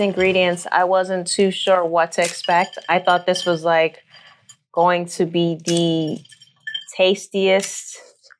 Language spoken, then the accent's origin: English; New York, United States; I'm from New York.